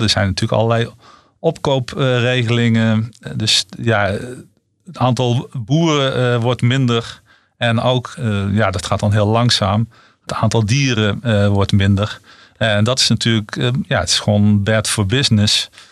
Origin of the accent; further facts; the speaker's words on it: North Brabant, Netherlands; ik kom, ik kom zelf uit Brabant en weliswaar uit de Brabantse stad.